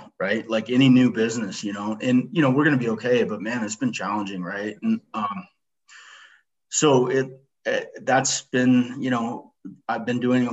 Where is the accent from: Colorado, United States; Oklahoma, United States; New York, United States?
Colorado, United States; Littleton; I born and raised in Littleton, Colorado.